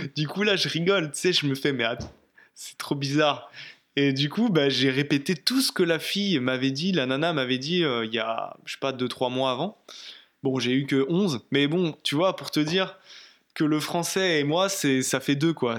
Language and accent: French; Brittany, France; moved away; je rentre chez moi en Bretagne